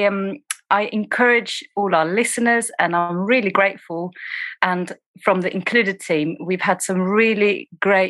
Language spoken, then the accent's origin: English; Sweden; also born or lived in East London, United Kingdom; now in London, United Kingdom; I am originally from Sweden, but I train and served as an officer in the UK, and I'm currently in East London